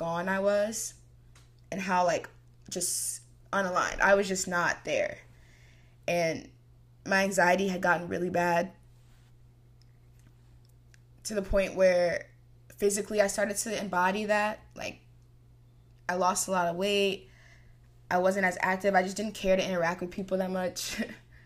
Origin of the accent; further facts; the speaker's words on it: Texas, United States; I'm from Texas